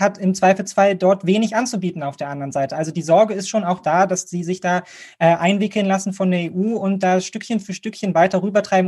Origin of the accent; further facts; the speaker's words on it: Germany; Und für uns als Deutsche